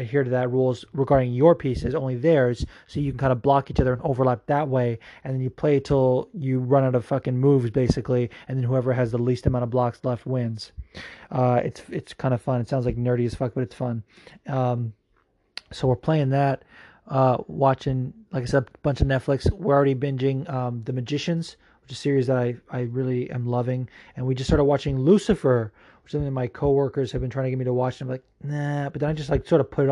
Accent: Las Vegas, Nevada, United States; also born or lived in Fullerton, California / Anaheim, California; I was born in Fullerton in Anaheim, but then I moved to Vegas when I was 4, and that's where I did all of my schooling until senior year. So I fucking grew up in Vegas. Like, that's my hometown, really.

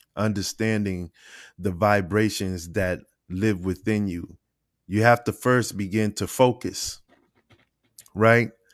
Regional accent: Boston, Massachusetts, United States; I grew up in Boston, Massachusetts. I was raised in Dorchester

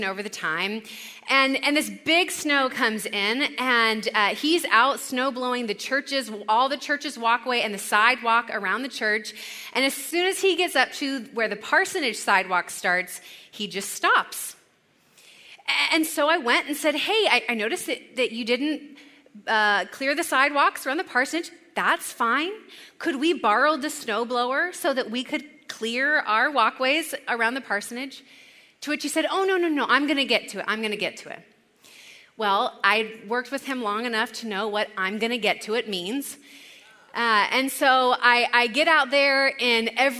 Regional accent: California, United States; moved away as an adult; also born or lived in Chicago; We're both from California

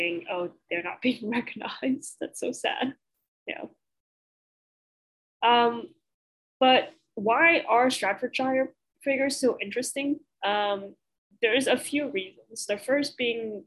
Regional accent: Deep South, United States; we're from the Deep South. People have biblical paintings in their homes. We're in the Bible Belt here.

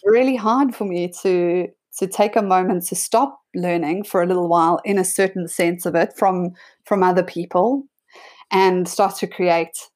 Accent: South Africa; moved away as an adult; also born or lived in Sydney, Australia; my brother and I grew up there.

